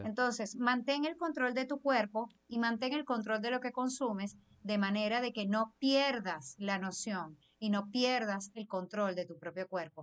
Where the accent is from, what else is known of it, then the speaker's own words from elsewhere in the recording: Venezuela; los venezolanos que no es, mm, crecimos comiendo fritura